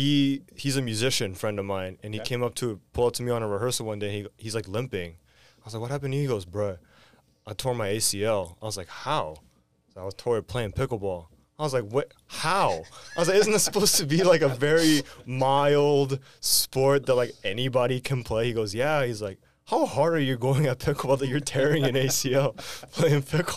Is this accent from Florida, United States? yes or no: no; Redondo Beach, California, United States; I grew up in Redondo Beach. I'm a Beach Cities kid